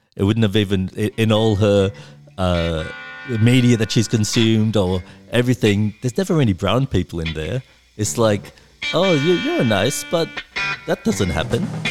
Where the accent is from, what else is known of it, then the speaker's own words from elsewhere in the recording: Wollongong, New South Wales, Australia; growing up in Wollongong.